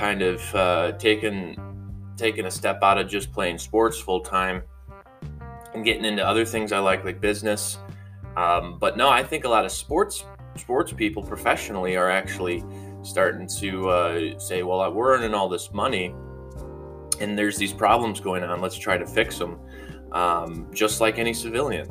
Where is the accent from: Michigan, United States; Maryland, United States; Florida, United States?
Michigan, United States; Grand Rapids; I'm from Grand Rapids, Grand Haven, Michigan area.